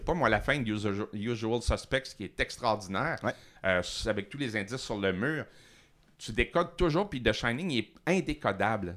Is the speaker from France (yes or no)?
no; Montreal, Quebec, Canada; also born or lived in Matane; j'ai fait presque toute mon école à Montréal, mais en disant toujours que je venais de Matane